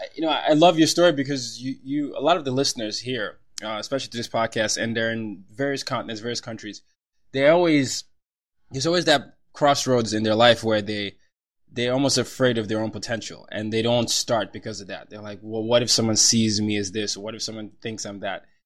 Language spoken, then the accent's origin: English; Nigeria; moved away; I'm Nigerian